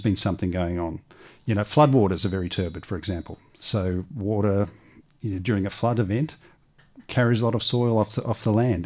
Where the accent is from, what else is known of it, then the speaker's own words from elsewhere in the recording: Melbourne, Victoria, Australia; I come from Melbourne